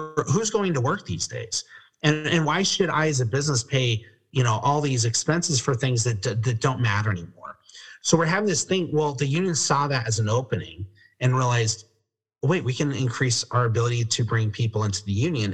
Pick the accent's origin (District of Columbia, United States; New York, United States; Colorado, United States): Colorado, United States; now in California, United States; I'm actually originally from Colorado